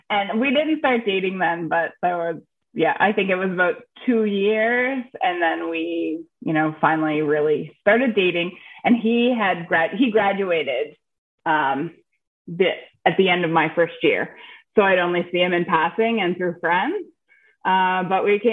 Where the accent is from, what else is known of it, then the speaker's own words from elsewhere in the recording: Nova Scotia, Canada; moved away as an adult; also born or lived in Texas; I am from Nova Scotia, Canada. It's the east coast of Canada, right up above Maine there. And that's where I am now. That's where I was born. That's where I live.